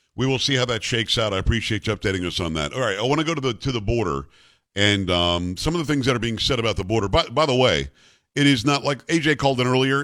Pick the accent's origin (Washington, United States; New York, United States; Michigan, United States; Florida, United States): Florida, United States; moved away; when I was growing up in Florida, we have groves there orange groves, lemon groves, grapefruit.